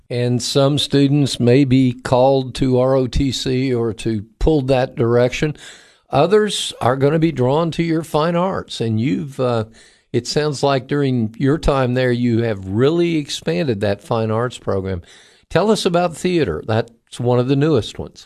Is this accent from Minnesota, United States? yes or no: no; Cocoa, Florida, United States; moved away; I grew up in Florida and, and, um, graduate of Cocoa High School